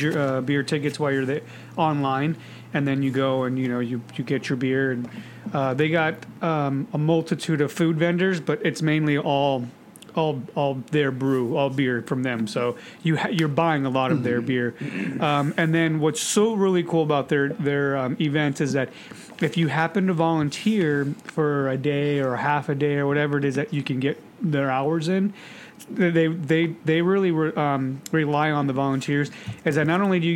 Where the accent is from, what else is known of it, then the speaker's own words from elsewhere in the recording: United States; I'm an American, you asshole. I just care about my countrymen.